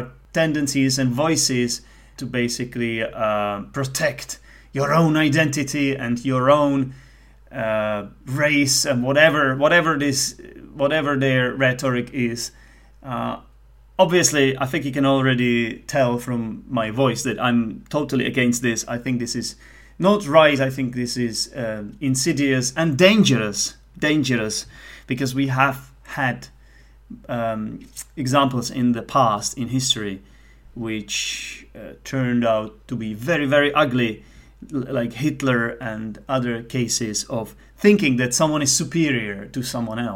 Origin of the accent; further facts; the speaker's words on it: Czechia; English is a second language; also born or lived in United Kingdom; I'm Czech. And I'm a non-native speaker